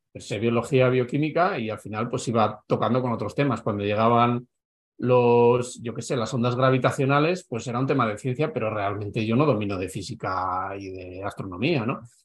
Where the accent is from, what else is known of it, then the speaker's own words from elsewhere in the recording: Navarre, Spain; moved away as an adult; also born or lived in Madrid; he estado 16 años en Madrid, yo soy de Navarra